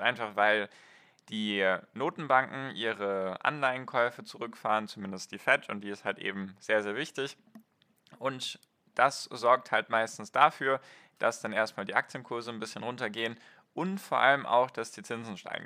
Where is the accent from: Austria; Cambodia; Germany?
Germany; bei uns in Deutschland und Europa